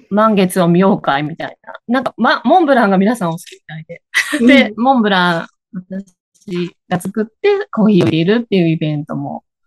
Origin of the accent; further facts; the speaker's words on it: Higashiosaka, Osaka, Japan; accent: Kansai; now in Chofu, Japan; 出身は東大阪です。で、今、えー、調布に住んで